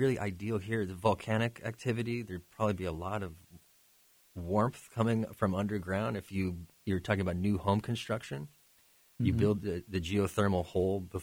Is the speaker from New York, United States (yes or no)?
no; Southern California, United States; now in Valdez, United States; where I'm from Southern California